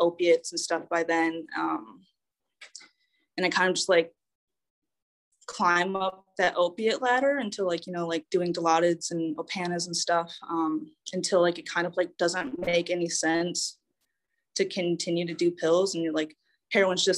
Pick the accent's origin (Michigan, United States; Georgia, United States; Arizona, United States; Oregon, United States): Michigan, United States; Saginaw; I was born and raised in Saginaw, Michigan